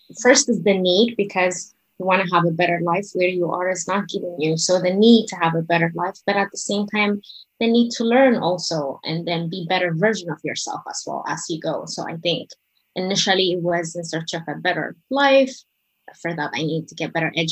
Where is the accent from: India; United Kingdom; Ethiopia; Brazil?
Ethiopia; moved away; also born or lived in Eritrea; My parents are both from Eritrea, but moved to Ethiopia. So that's where we were born, me and my younger sister